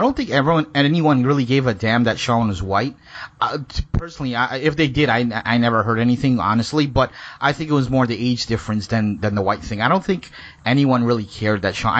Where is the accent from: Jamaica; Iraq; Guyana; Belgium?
Guyana; when you're growing up in Guyana, 60s, 70s, 80s, you grew up to, like, okay, we're not really supposed to get, like, Indians are not supposed to get along with blacks